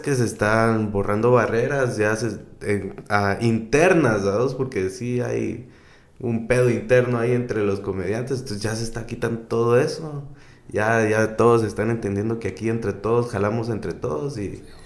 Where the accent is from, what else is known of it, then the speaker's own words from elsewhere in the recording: Guatemala; aquí como en, Guate, como comediante guatemalteco